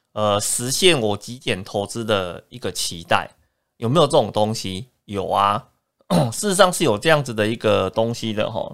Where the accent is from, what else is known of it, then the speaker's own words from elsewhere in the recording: Taiwan; 我们在台湾土生土长，对这块土地是比较有感情的